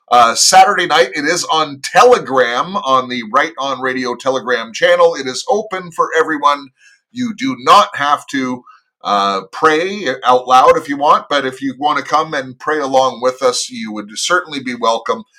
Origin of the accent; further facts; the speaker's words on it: United States; I am an American